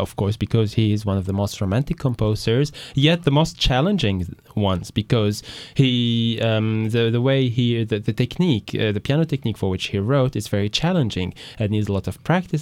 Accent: Paris, Île-de-France, France; I'm raised in France, in Paris

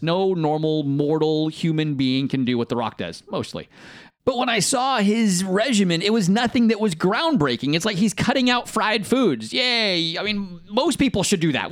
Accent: Bay Area, California, United States; I grew up in California, though, w-, which, uh, in the Bay Area where I grew up

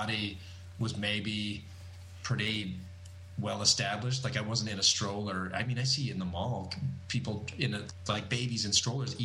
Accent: Alberta, Canada; I go back to Alberta. I'm doing a club in my hometown

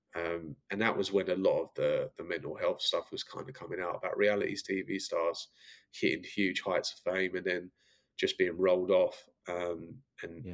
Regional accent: Brentwood, East of England, United Kingdom; moved away as an adult; now in Los Angeles, United States; growing up in essex was great um, brentwood was where i grew up

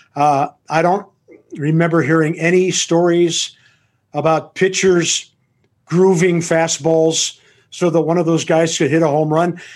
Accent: Tulsa, Oklahoma, United States; my hometown

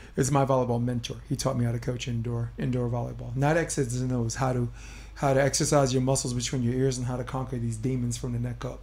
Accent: New York City, New York, United States; I'm born and raised in Brooklyn.

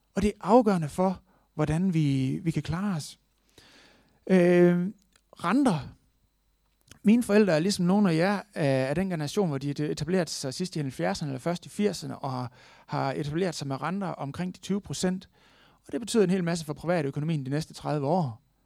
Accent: Denmark; vi er født i Danmark

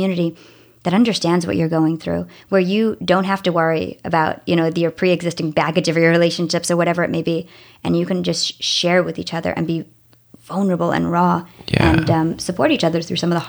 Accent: South Africa; I'm from South Africa, and we moved every 2 years until I was a teenager, countries or states.

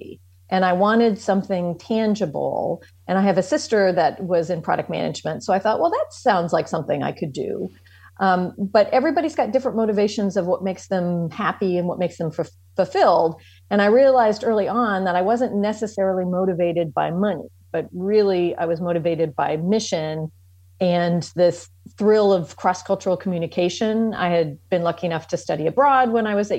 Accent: United States; moved away as an adult; also born or lived in France; I was already used to being an American

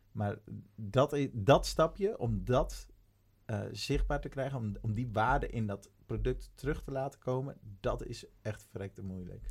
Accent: Urk, Flevoland, Netherlands; moved away; ik kom oorspronkelijk van Urk

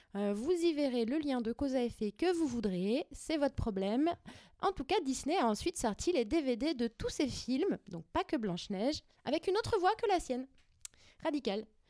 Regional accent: Paris, Île-de-France, France; je suis parisienne

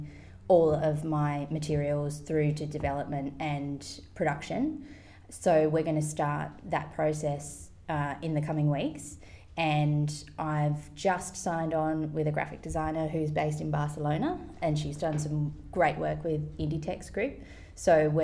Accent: Tasmania, Australia; moved away as an adult; also born or lived in London / Sydney; now in Byron Bay, Australia; I grew up in Tasmania and could not wait to get out into the world. So, I moved to London when I was about 19, 20

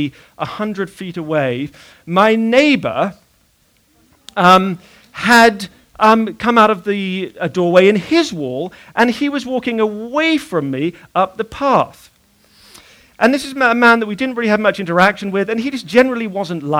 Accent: Bath, South West England, United Kingdom; When I was about 10 years old, I was living in a house in the city of Bath

